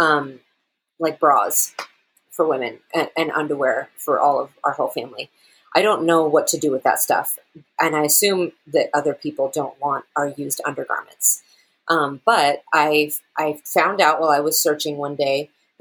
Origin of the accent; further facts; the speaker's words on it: Seattle, Washington, United States; now in Germany; I'm from Seattle.